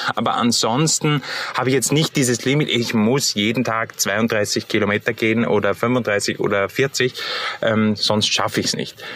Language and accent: German; Austria; bei uns in Österreich